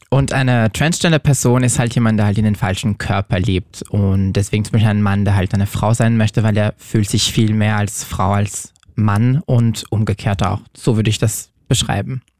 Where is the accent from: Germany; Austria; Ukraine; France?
France; moved away; Ich komme aus Frankreich